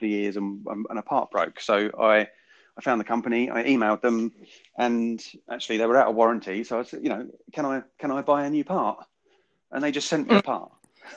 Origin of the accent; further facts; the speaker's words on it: United Kingdom; we as British people